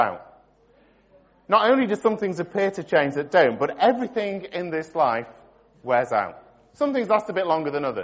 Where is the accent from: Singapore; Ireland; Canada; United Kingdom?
United Kingdom; Stockport, North West England; I was born in Stockport